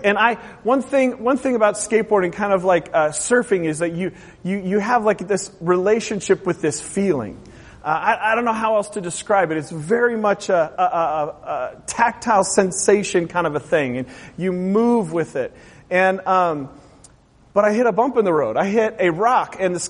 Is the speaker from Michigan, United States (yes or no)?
no; Portland, Oregon, United States; I grew up in Portland, Oregon